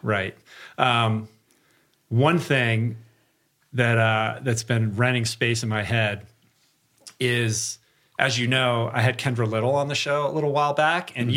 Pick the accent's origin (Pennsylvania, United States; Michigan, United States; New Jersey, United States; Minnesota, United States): Michigan, United States; I'm from Michigan